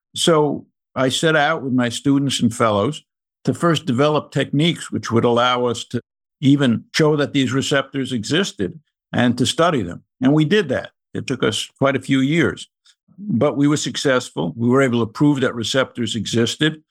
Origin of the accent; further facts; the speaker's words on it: New York City, New York, United States; moved away as an adult; also born or lived in Maryland / Massachusetts / North Carolina; I grew up in the Bronx in the nineteen forties and nineteen fifties